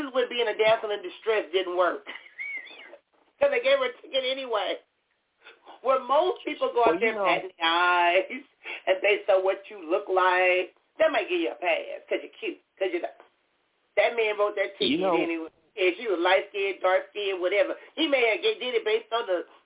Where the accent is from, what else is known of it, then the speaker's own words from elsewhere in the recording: Compton, California, United States; I was born and raised in Compton